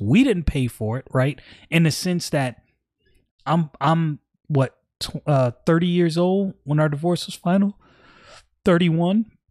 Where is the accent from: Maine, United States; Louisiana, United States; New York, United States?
New York, United States; New York City; I'm from Brooklyn